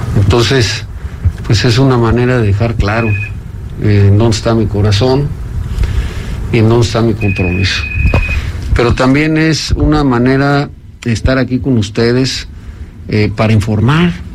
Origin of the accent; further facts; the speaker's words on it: Oaxaca, Mexico; mi pueblo, Oaxaca